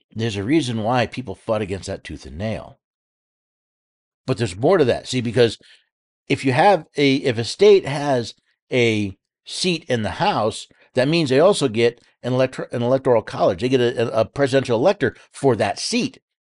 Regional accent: New York City, New York, United States; I was born in New York City

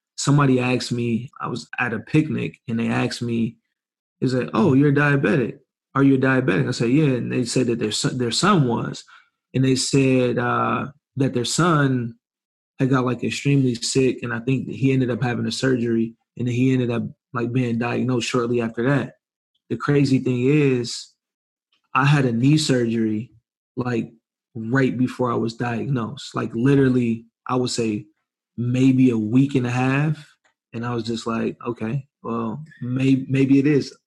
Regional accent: Ypsilanti, Michigan, United States; moved away as an adult; now in San Diego, United States; from Ypsilanti, Michigan

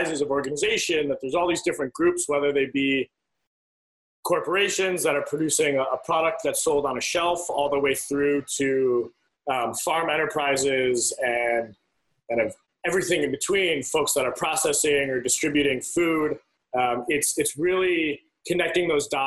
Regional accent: Midwest, United States; I grew up in the Midwest

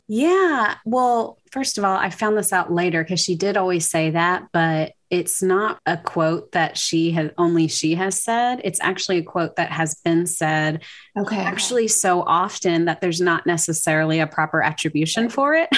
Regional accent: Louisiana, United States; moved away as an adult; also born or lived in Waco, Texas; now in Cedar Park, United States; I'm from Louisiana originally. I moved to Texas in 2008 for seminary

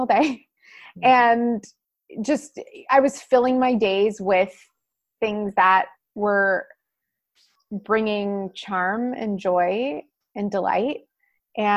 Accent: Winnipeg, Manitoba, Canada; moved away; also born or lived in California; I was raised in Winnipeg, and for anyone who is not in Canada, it's a small city in the middle of the country

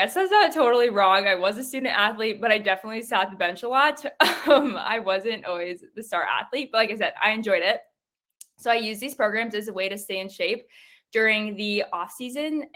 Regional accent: South Dakota, United States; I live in South Dakota. I've lived here my whole life.

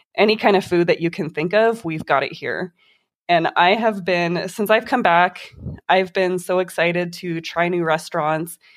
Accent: Las Vegas, Nevada, United States; also born or lived in Reno, Nevada; I grew up here in Vegas. I've been here since I was three years old

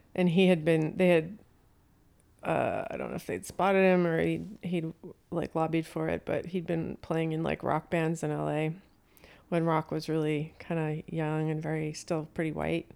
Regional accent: Las Vegas, Nevada, United States; also born or lived in Los Angeles; I grew up in Las Vegas

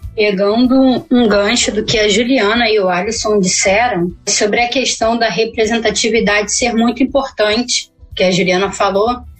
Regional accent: Rio de Janeiro, Brazil; Eu sou aqui da Zona Oeste, eu moro próximo de Santa Cruz

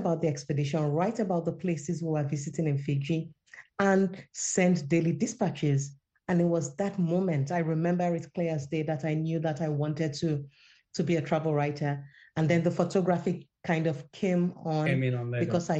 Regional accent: Nigeria; My first love was actually fiction when I was a teenager growing up in Nigeria.

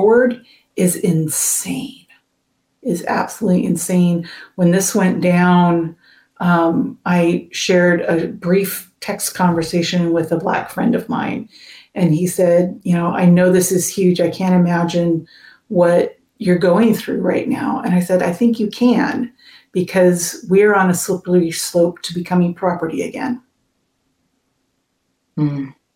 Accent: West Coast, United States; also born or lived in Massachusetts; I've lived my entire life on the West Coast, even though I was born in Massachusetts.

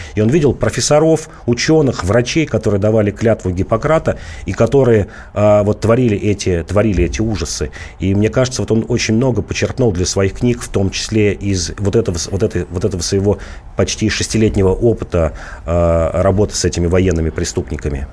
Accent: Volgograd, Volgograd Oblast, Russia; moved away; выходец из Волгограда

